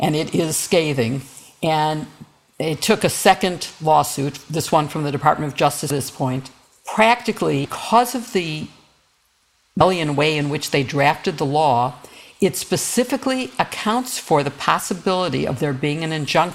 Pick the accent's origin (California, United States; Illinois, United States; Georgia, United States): Illinois, United States; Illinois is considering, my home state